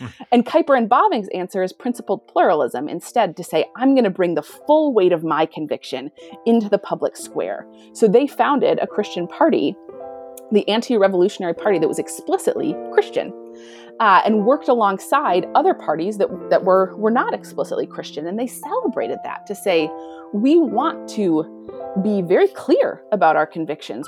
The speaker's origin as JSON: {"language": "English", "country": "United States", "also_born_or_lived": "Europe", "moved": "as an adult", "lives_now": "Canada", "said": "I am American, but I have not lived in America for many years"}